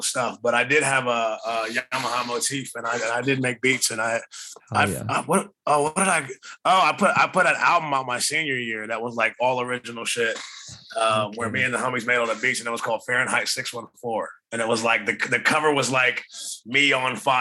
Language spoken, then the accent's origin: English; Columbus, Ohio, United States; born or raised there; also born or lived in Chester, Pennsylvania / Washington, District of Columbia, United States